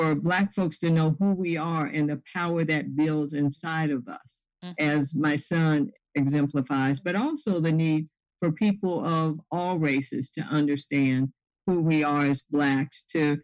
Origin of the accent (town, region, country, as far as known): the South, United States; born or raised there; moved away as an adult